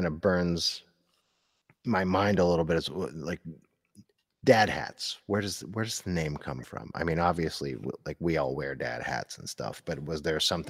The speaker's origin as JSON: {"language": "English", "town": "Scranton", "region": "Pennsylvania", "country": "United States", "said": "I'm from the Scranton area"}